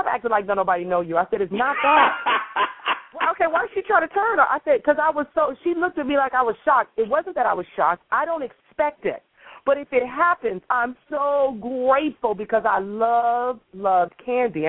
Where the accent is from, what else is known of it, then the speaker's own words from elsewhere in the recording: Los Angeles, California, United States; I'm from South Central